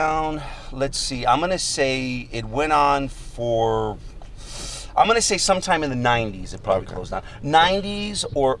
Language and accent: English; Los Angeles, California, United States; also born or lived in Mexico City, Mexico / Chicago, Illinois; I was raised in Los Angeles.